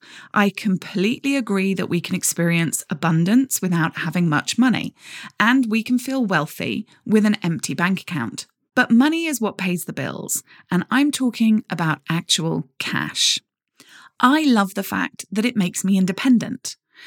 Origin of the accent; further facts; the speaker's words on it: Jersey; Growing up, I grew up in Jersey, in the Channel Islands, which many of you will have heard of.